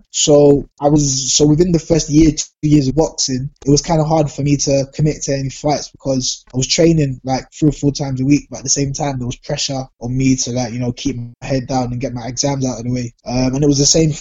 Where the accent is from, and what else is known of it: London, United Kingdom; born or raised there